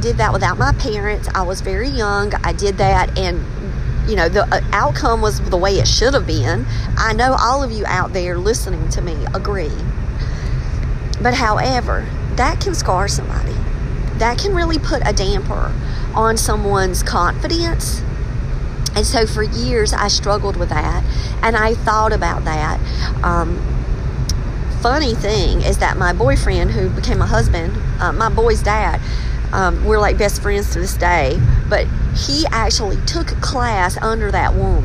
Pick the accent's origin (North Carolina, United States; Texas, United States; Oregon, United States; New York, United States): North Carolina, United States; Robeson County; also born or lived in Wake County, North Carolina; did I work outside of Robeson County? Yes. And I work in Wake County around a bunch of Northerners